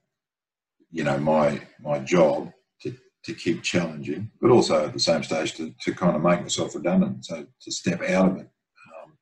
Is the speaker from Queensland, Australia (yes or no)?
yes; Brisbane, Queensland, Australia; my hometown in Brisbane